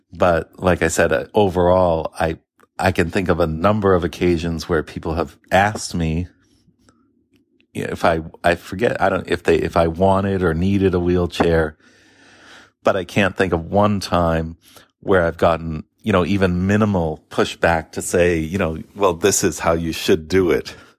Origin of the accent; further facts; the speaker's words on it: Boston, Massachusetts, United States; also born or lived in Naples, Florida; I'm obviously a Bostonian